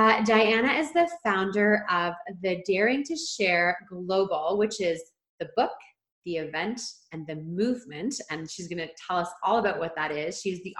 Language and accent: English; Ontario, Canada; now in Vancouver Island, Canada; we are both originally from Ontario, living in BC